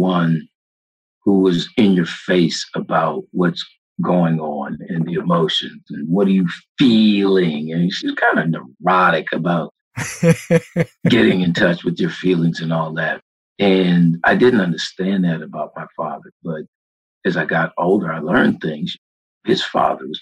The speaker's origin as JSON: {"language": "English", "town": "Washington", "region": "District of Columbia", "country": "United States", "tie": "born or raised there", "said": "Born and raised Washington, D.C."}